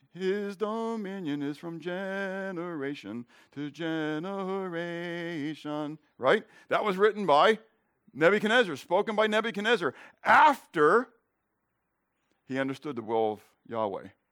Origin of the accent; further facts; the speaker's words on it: Pittsburgh, Pennsylvania, United States; I grew up in Pittsburgh